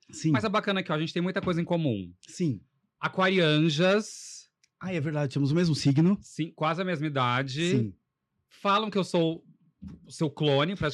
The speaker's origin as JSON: {"language": "Portuguese", "town": "Poços de Caldas", "region": "Minas Gerais", "country": "Brazil", "moved": "as an adult", "said": "eu sou de Poços de Caldas, já moro, moro aqui desde 2007, vim para cá fazer faculdade, só que eu vou, ia sempre para Poços, praticamente todo fim de semana."}